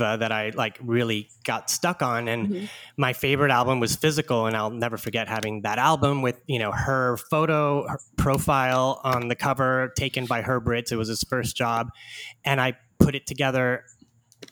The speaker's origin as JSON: {"language": "English", "town": "Houston", "region": "Texas", "country": "United States", "tie": "born or raised there", "said": "in my hometown in Houston, Texas"}